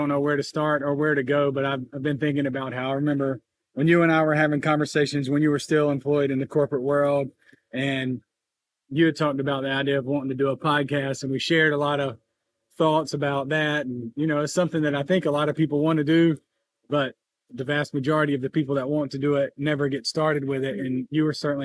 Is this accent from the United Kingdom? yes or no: no; North Augusta, South Carolina, United States; my hometown, more or less, of North Augusta